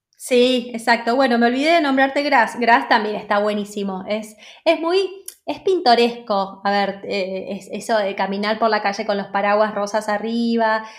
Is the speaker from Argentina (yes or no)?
yes; Argentina; moved away as an adult; also born or lived in London, United Kingdom / Edinburgh, United Kingdom / France; now in Biot, France; soy una argentina viviendo por Europa ya hace unos cuantos años.